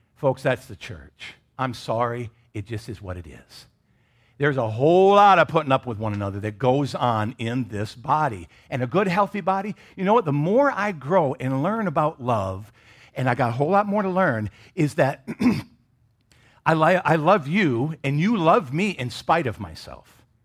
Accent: Michigan, United States; I grew up in Michigan.

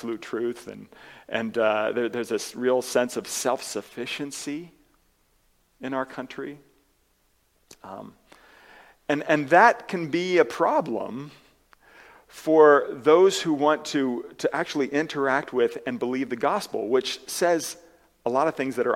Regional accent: United States; as Americans

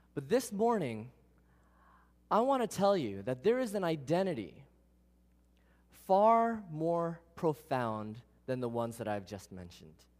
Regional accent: New York City, New York, United States; I was born in Queens

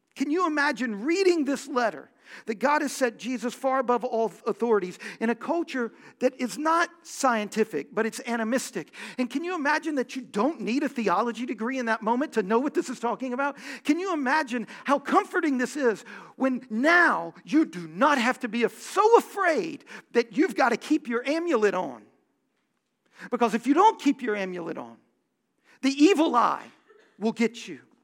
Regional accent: Houston, Texas, United States; I grew up in Houston

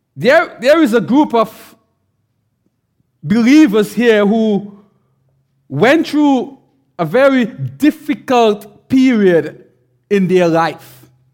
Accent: St. Vincent & Grenadines; I'm from the island. I'm from Saint Vincent.

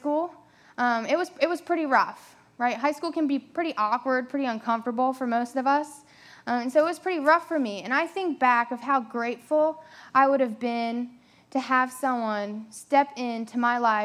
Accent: Delaware, United States; moved away as an adult; also born or lived in South Carolina; now in Myrtle Beach, United States; I'm originally from Delaware. I moved down here about 4 years ago to go to Coastal Carolina University

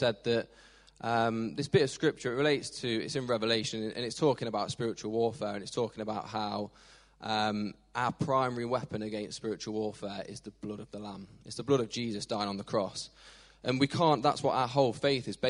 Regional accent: Long Eaton, East Midlands, United Kingdom; I grew up in Long Eaton, and I had a really supportive family growing up

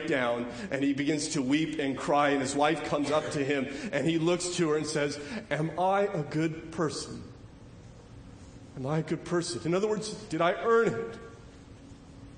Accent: California, United States; moved away as an adult; also born or lived in Charlotte County, Virginia; I'm from California

